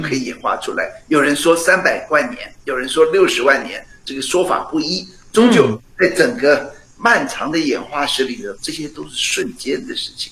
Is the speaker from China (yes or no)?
no; Penghu County, Taiwan; moved away; 我小时候在澎湖